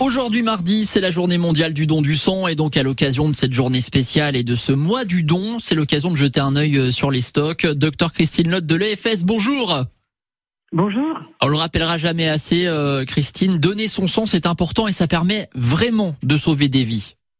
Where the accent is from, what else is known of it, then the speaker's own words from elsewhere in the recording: Moselle, Grand Est, France; chez nous en Moselle